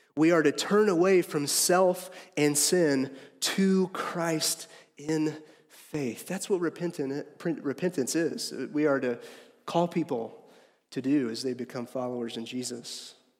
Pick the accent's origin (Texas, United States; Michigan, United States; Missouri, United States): Missouri, United States; Harrisonville; I am from Harrisonville